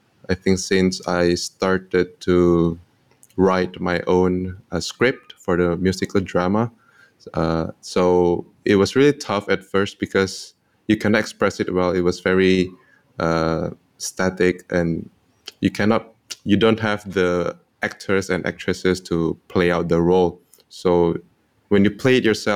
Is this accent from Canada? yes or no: no; Indonesia; now in Singapore; I am from Indonesia, but currently based in Singapore